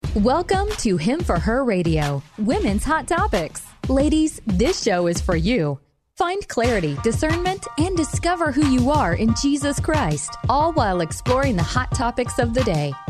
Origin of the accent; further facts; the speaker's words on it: Madison, Wisconsin, United States; I'm from Madison, Wisconsin